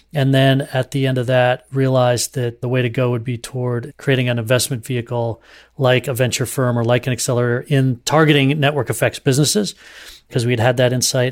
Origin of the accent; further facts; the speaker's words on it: Duxbury, Massachusetts, United States; also born or lived in southern New Hampshire; I grew up in the Boston area in southern New Hampshire in in Duxbury, Mass